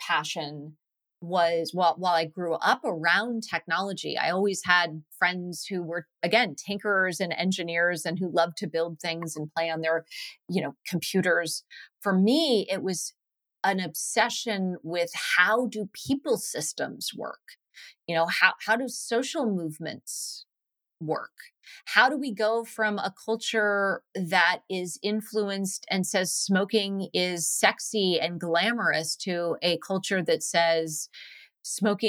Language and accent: English; Cupertino, California, United States; I was born and raised in Silicon Valley in Cupertino, California in the 70s and 80s